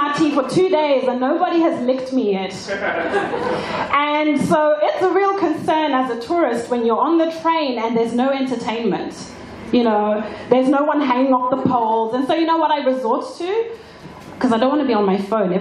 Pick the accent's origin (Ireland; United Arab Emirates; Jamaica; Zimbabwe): Zimbabwe; now in Australia; back home in Zimbabwe